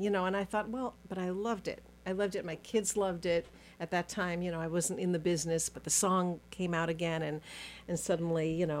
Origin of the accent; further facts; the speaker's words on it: Los Angeles, California, United States; born there; Well, you know, my story was I was born in Los Angeles.